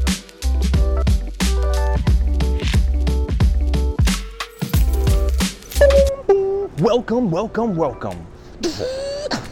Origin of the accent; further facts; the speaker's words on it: Honolulu, Hawaii, United States; I was born and raised on Oahu in Honolulu, here in Chinatown.